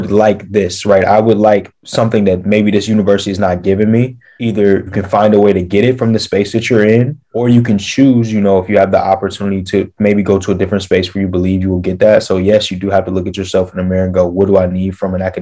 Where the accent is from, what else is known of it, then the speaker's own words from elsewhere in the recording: Atlanta, Georgia, United States; born there; I was born in Atlanta, so you know I was tasked with finding a university in Atlanta